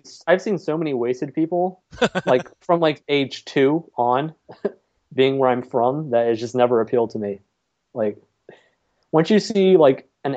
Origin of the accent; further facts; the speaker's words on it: New Orleans, Louisiana, United States; I'm from New Orleans